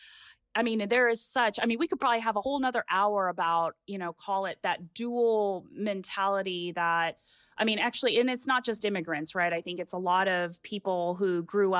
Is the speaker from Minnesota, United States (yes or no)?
yes; Litchfield, Minnesota, United States; also born or lived in Japan; We landed in Minnesota in a tiny town called Litchfield, one stoplight, one McDonald's, an incredible place to grow up